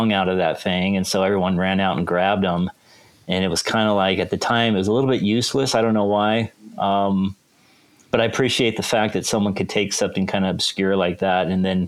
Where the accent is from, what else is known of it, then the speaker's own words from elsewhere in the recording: Seattle, Washington, United States; now in Kansas, United States; I grew up in Seattle